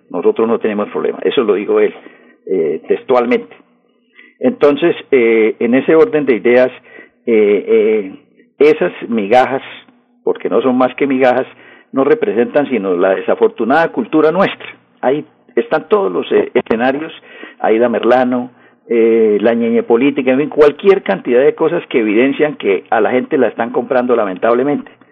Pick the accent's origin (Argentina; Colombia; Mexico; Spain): Colombia; somos nosotros los colombianos